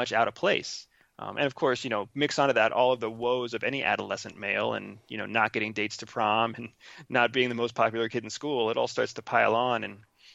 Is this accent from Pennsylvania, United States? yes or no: yes; Pennsylvania, United States; first language Spanish; English is a second language; also born or lived in Arizona; I grew up in Pennsylvania for the majority of my adolescence